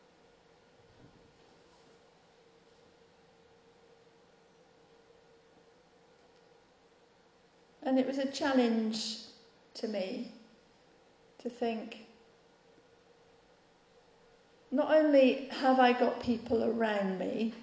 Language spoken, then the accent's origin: English; United Kingdom; we're British